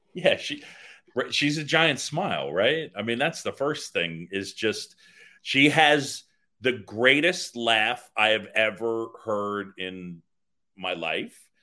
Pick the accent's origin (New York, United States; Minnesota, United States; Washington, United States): New York, United States; New York City; also born or lived in Philadelphia; I grew up in New York City after moving from Philadelphia, and I moved to this little area. It's right in the middle of, right in the middle of the city called Roosevelt Island